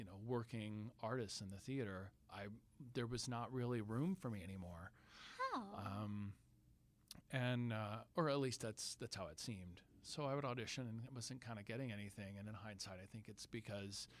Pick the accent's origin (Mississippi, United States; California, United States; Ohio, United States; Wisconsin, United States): California, United States; Sacramento; moved away as an adult; now in New York, United States; my hometown theater, which is Music Circus in Sacramento.